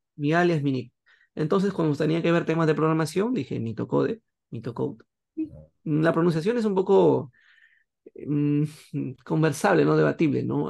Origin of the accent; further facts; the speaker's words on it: Peru; aquí en Perú, una empresa del Estado, y formé un grupo